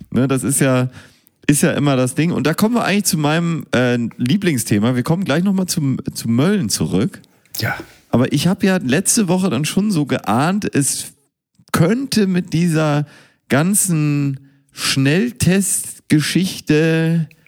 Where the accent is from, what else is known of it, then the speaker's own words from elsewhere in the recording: Münster, North Rhine-Westphalia, Germany; born there; Ich bin ja in Münster geboren.